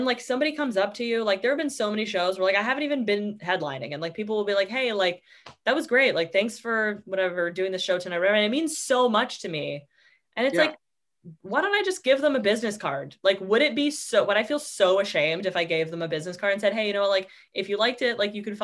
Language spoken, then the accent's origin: English; Canada